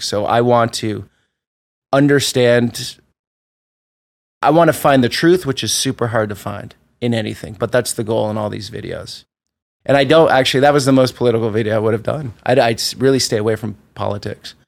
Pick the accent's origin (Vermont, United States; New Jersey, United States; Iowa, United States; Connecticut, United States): Vermont, United States; moved away; I grew up in Vermont